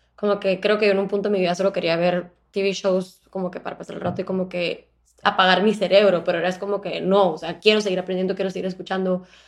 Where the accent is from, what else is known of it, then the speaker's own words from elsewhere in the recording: Guatemala; now in Miami, United States; yo nací también en Guatemala, eh, actualmente vivo en Miami